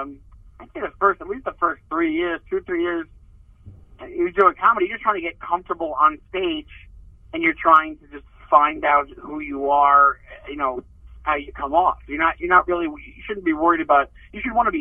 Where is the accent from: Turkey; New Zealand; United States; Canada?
United States; Long Island, New York; also born or lived in Brooklyn, New York / Sunnyside, Queens; I grew up in Long Island, like right on the border of Queens and Nassau County